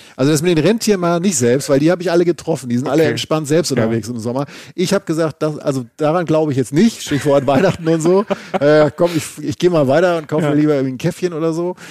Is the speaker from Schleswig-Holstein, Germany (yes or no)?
yes; Schleswig-Holstein, Germany; moved away; Von Travemünde, meinem alten Heimatbundesland